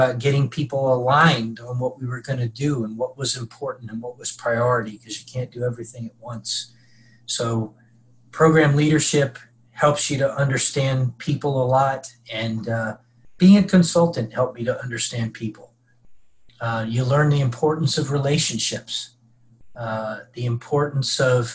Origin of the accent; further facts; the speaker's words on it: Mid-Atlantic, United States; moved away as an adult; also born or lived in Tennessee; I grew up in the Mid-Atlantic. I came down to Tennessee